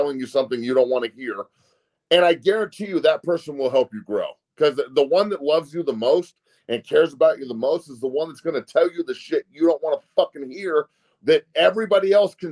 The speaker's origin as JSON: {"language": "English", "town": "Denver", "region": "Colorado", "country": "United States", "tie": "born or raised there", "moved": "as an adult", "said": "in Denver, in my hometown"}